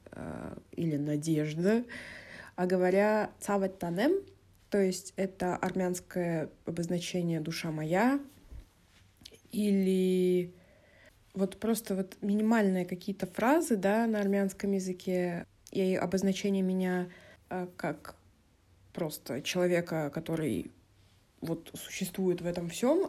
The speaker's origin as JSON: {"language": "Russian", "town": "Vladikavkaz", "region": "North Ossetia–Alania", "country": "Russia", "tie": "born or raised there", "also_born_or_lived": "Moscow", "moved": "yes", "said": "мне пришлось переехать с мамой в Осетию"}